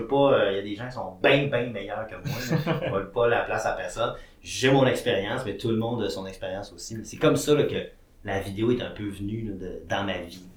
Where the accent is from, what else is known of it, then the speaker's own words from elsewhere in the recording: Quebec, Canada; j'étais un petit gars originaire du Saguenay-Lac-Saint-Jean